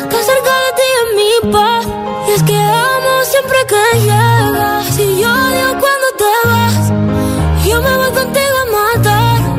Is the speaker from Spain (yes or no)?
yes; Zaragoza, Aragon, Spain; de Zaragoza.